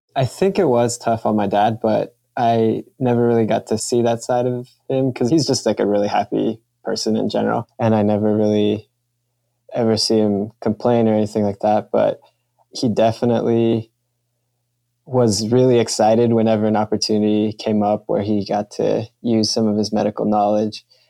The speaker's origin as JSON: {"language": "English", "town": "Kansas City", "country": "United States", "tie": "born or raised there", "also_born_or_lived": "California / Mexico", "said": "I'm from California, but I grew up in Kansas City. My family is from Mexico"}